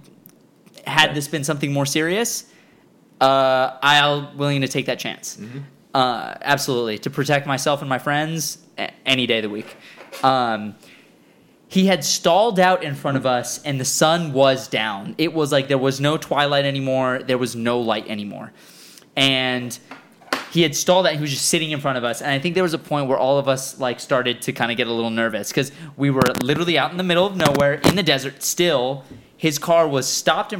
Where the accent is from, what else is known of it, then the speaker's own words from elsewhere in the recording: Las Vegas, Nevada, United States; oh, we're from Las Vegas.